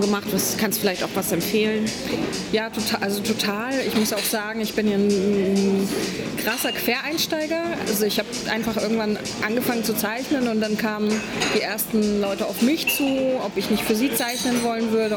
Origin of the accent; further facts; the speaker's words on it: Poland; now in Berlin, Germany; Ich bin ursprünglich Polin.